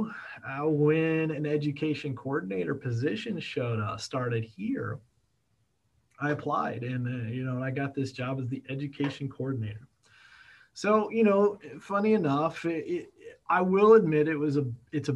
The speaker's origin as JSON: {"language": "English", "town": "Kokomo", "region": "Indiana", "country": "United States", "tie": "born or raised there", "said": "going from Kokomo, Indiana, I actually went back to my hometown"}